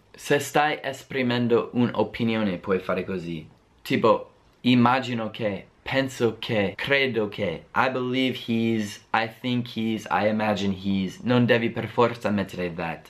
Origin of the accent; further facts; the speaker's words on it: United States; accent: American; Italian is a second language; inizio a parlare come me stesso, un americano